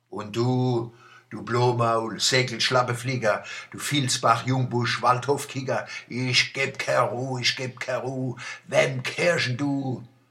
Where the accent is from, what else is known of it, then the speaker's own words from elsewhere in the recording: Mannheim, Baden-Württemberg, Germany; accent: Mannheim dialect (Monnemerisch); unserer Monnemer Mutterspruch